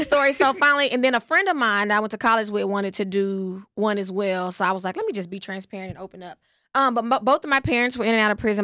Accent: West Texas, United States; I'm from West Texas

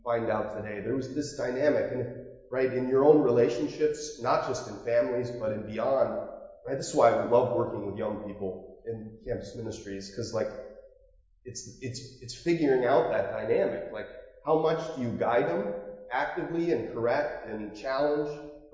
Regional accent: Marblehead, Ohio, United States; I grew up near Marblehead, and there's a little gated community called Lakeside

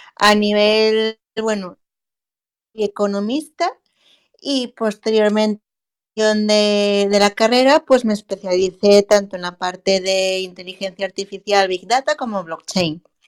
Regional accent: Asturias, Spain; soy asturiana y soy la responsable de Asturias AI

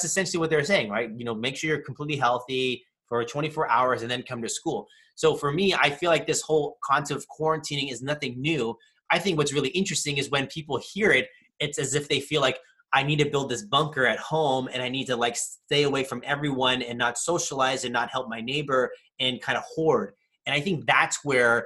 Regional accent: California, United States; growing up in California most of my life

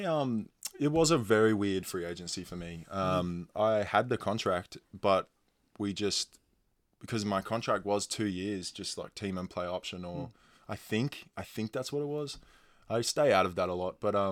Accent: Sydney, New South Wales, Australia; moved away as an adult; now in Adelaide, Australia; I'm from Sydney

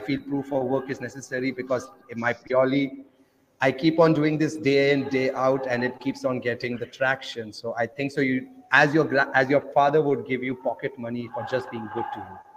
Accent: India; English is a second language; namaste, everyone. … I'm from India and I'm traveling 40 countries in 400 days by just using Bitcoin.

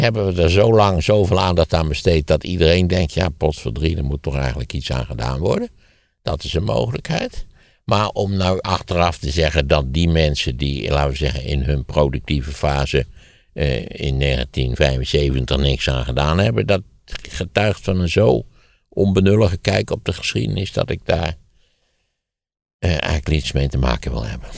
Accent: Wageningen, Gelderland, Netherlands; in Wageningen, waar ik opgegroeid ben

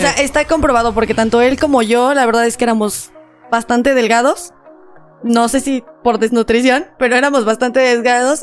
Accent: Mexico; somos mexicanos

